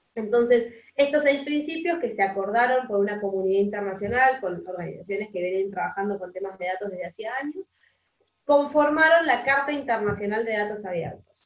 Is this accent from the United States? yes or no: no; Argentina; yo soy de Argentina, acá en Argentina